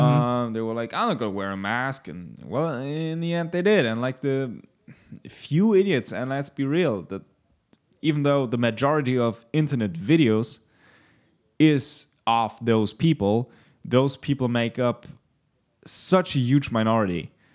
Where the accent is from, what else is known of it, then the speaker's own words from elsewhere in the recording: Germany; As a German